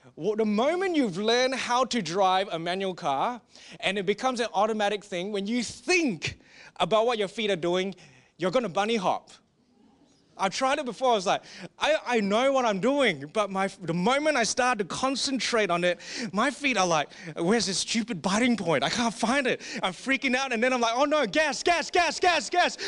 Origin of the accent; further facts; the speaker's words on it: Singapore; we are from Singapore